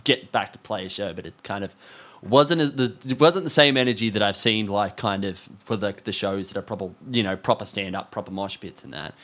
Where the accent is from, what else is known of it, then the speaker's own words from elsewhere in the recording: Australia; being an Australian band